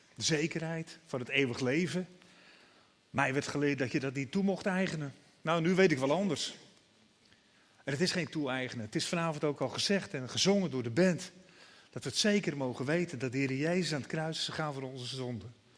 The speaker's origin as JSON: {"language": "Dutch", "town": "Broek op Langedijk", "region": "North Holland", "country": "Netherlands", "tie": "born or raised there", "said": "Ik ben als jongetje altijd wel meegenomen naar de kerk. Naar de Nederlandse vormde kerk bij ons in Broek op Lange Dijk. In Noord-Holland, vlakbij Alkmaar."}